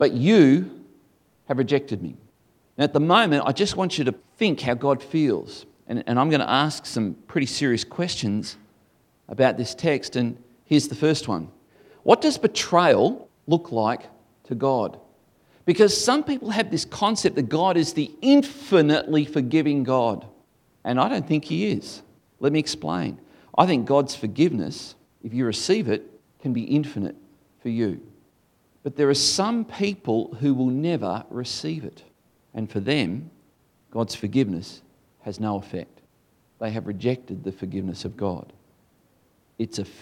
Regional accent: Tasmania, Australia; Tasmania, where the air is clear.

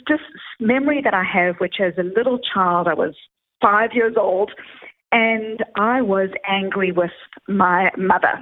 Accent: Johannesburg, Gauteng, South Africa; now in Boston, United States; I grew up in South Africa

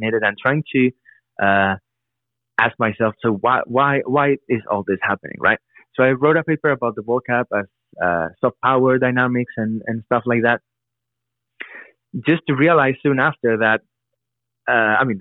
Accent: Madrid, Community of Madrid, Spain; now in United States; growing up in Madrid or going to school in Madrid, when I moved to the US

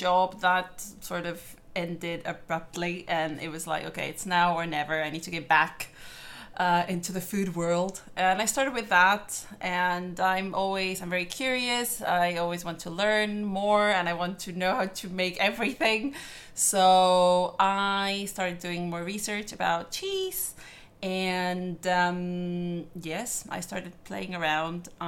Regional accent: Argentina; also born or lived in London; now in Belfast, United Kingdom; My dad is Italian, but I was born in Argentina

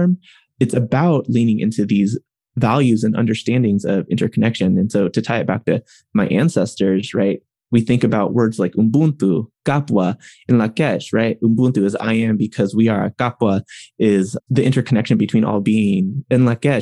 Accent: Riverside, California, United States; they both ended up in college in Riverside, California, which is in Southern California.

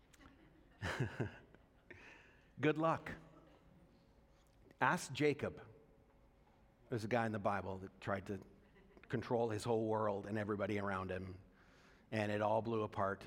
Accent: Alberta, Canada; I experienced by growing up in Alberta

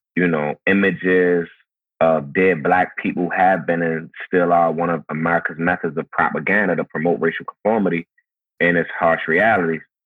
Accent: Baltimore, Maryland, United States; growing up in Baltimore, how it is for me living in Baltimore now

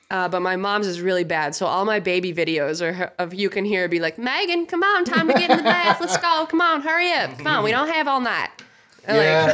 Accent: Tennessee, United States; born there; But I was born in Tennessee, so very close.

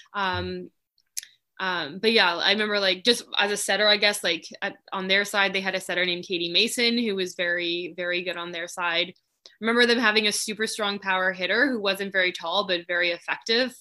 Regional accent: Richmond, British Columbia, Canada; born and raised in Richmond

